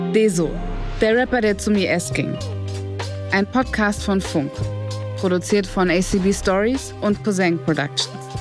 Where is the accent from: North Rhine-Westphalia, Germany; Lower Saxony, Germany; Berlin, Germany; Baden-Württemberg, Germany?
Berlin, Germany; Ich bin in Berlin geboren und aufgewachsen